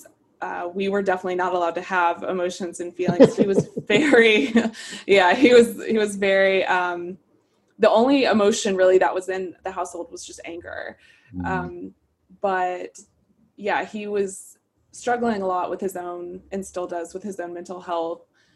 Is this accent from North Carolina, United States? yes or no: yes; Brevard, North Carolina, United States; moved away; I actually grew up in a very small town in North Carolina.